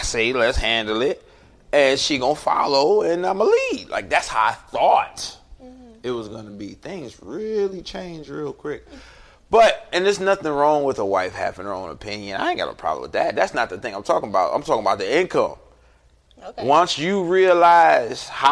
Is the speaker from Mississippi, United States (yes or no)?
no; Cleveland, Ohio, United States; I'm from Cleveland, Ohio